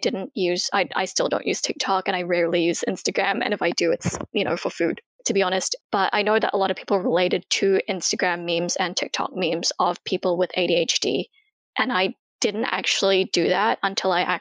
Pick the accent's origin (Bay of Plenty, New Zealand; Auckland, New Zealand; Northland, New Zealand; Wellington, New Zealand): Auckland, New Zealand; also born or lived in Jakarta, Indonesia; I was born in Indonesia, as I mentioned, but yeah, pretty much raised in New Zealand